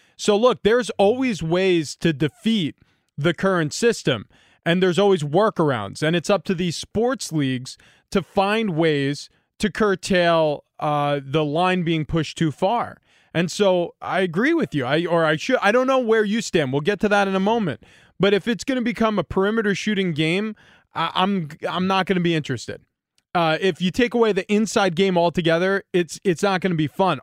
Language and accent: English; New York, United States; growing up in New York